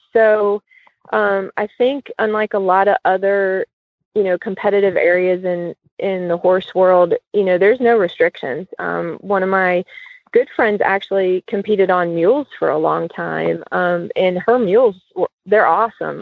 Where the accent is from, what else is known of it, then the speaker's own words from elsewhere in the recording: Cincinnati, Ohio, United States; I grew up in Cincinnati